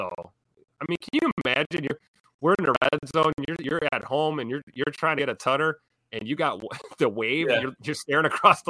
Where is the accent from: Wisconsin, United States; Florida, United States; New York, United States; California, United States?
Wisconsin, United States; Milwaukee; I'm from Milwaukee, though.